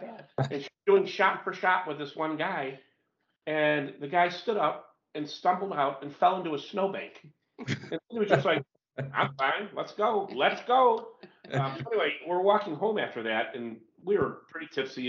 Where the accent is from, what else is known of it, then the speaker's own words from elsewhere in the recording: United States; as an American